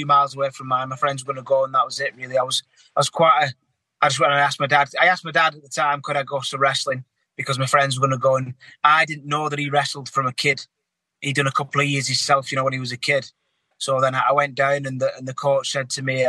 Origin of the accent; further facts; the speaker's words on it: Wigan, North West England, United Kingdom; I was brought up in Wigan